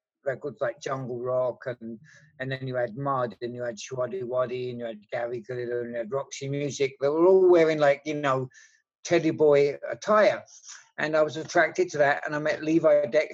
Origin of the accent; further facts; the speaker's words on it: Basildon, East of England, United Kingdom; also born or lived in Southend-on-Sea; now in Iceland; I grew up in Basel in Essex